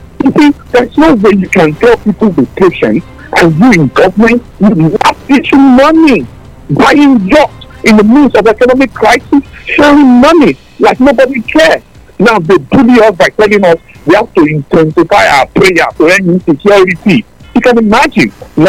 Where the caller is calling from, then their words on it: Tottenham, London, United Kingdom; Yeah, this is …. I'm calling you from Tottenham.